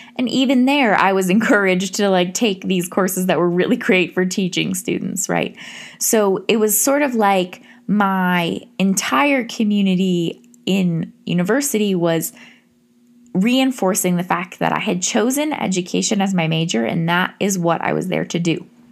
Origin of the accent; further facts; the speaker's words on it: Massachusetts, United States; I decided to go to a state school in my home state of Massachusetts